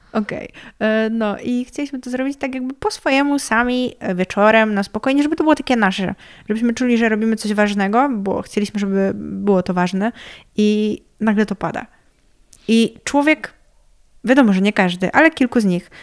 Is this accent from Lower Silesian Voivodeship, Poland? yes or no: yes; near Trzebnica, Lower Silesian Voivodeship, Poland; jestem z wioski